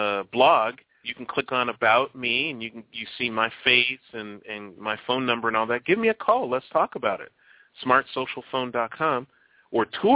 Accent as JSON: {"language": "English", "town": "Chicago", "region": "Illinois", "country": "United States", "tie": "born or raised there", "moved": "yes", "said": "I am from Chicago, born and raised in Chicago, mostly on the South Side on 95th Street, 93rd and Avalon"}